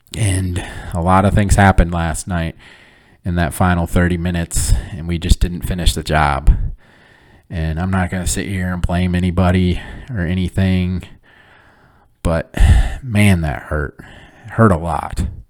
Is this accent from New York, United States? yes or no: no; Flint, Michigan, United States; moved away; I'm born and raised in Flint, Michigan